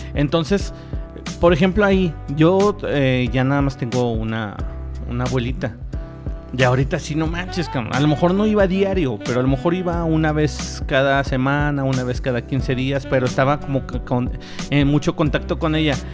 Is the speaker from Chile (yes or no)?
no; Mexico; así somos los pinches mexicanos